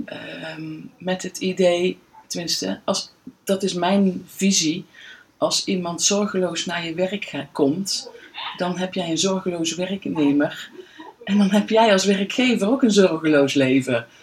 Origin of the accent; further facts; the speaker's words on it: Veldhoven, North Brabant, Netherlands; woon in Veldhoven eigenlijk al heel mijn leven.